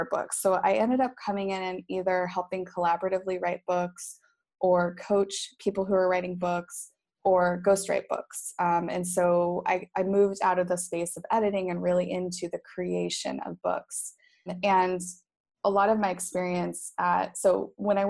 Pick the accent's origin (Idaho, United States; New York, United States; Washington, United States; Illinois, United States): Idaho, United States; Boise; moved away as an adult; also born or lived in Dominican Republic / Vietnam / Cincinnati, Ohio; now in Phuket, Thailand; Boise, Idaho is my hometown